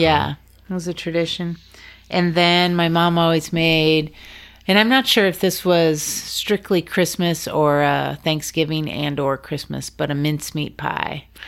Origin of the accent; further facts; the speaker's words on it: Juneau, Alaska, United States; also born or lived in Valdez, Alaska; I grew up in Juneau, Alaska